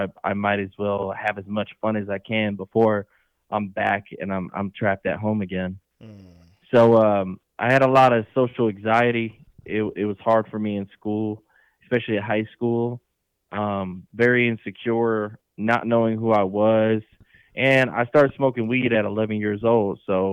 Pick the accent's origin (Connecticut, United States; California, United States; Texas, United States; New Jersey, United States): Connecticut, United States; moved away as an adult; now in Indiana, United States; I am originally born and raised in Connecticut on the East Coast.